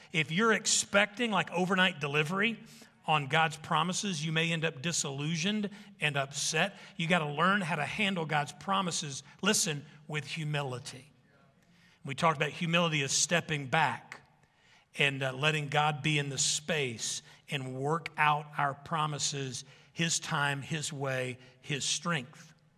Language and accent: English; Arkansas, United States; I'm from Arkansas, a bunch of kids coming out of the woods